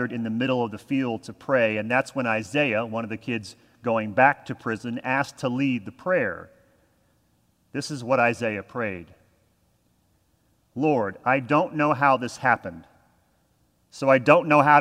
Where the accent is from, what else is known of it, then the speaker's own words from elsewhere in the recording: Texas, United States; I'm from Texas. This does not happen.